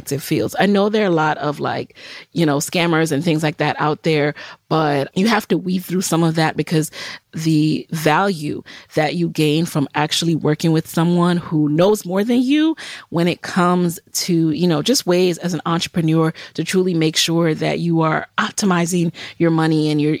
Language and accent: English; New York City, New York, United States; also born or lived in Jamaica; I grew up in the Bronx